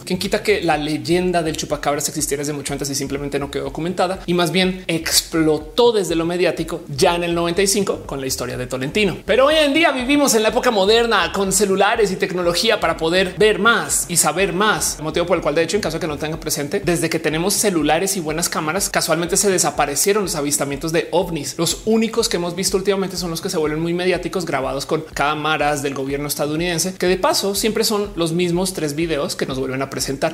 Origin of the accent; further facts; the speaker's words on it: Colombia; now in Mexico; yo nací en Colombia, ahora me radiqué en México, aunque todavía amo Colombia, tanto como amo México